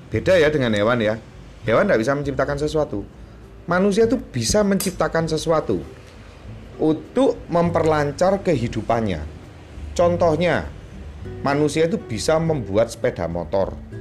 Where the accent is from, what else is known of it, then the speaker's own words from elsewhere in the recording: Java, Indonesia; saya orang Jawa